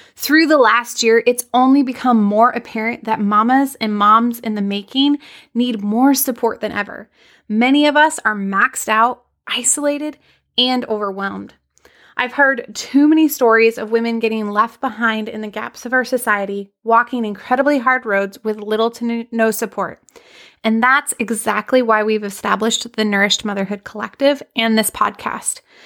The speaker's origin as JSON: {"language": "English", "town": "Anchorage", "region": "Alaska", "country": "United States", "tie": "born or raised there", "said": "I'm tuning in from Anchorage, Alaska. I had the extreme privilege of growing up in one of the most wild and beautiful places in the world."}